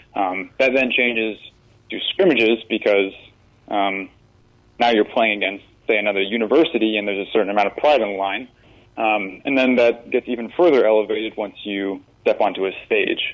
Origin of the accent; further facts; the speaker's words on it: Iowa, United States; moved away as an adult; now in West Virginia, United States; I come from Iowa